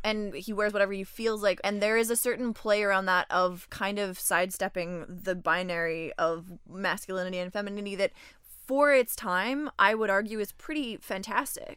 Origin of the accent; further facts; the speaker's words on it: Canada; now in Montreal, Canada; I am also from Canada, but did not grow up in Quebec, uh, but landed here and love it here.